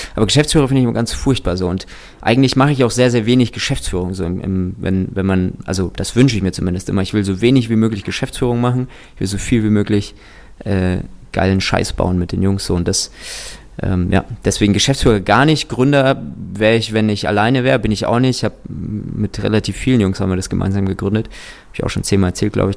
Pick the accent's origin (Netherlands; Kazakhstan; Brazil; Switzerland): Kazakhstan; ich bin tatsächlich in Kasachstan geboren